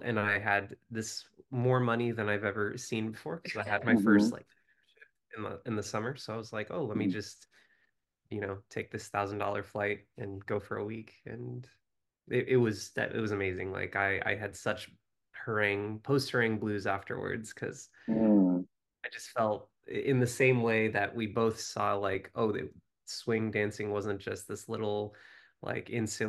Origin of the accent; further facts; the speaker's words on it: Denver, Colorado, United States; born there; also born or lived in Northern California / Southern California; I was born in Denver, Colorado. Moved around a bit, and then ended up in Southern California at the University of California, Irvine for college.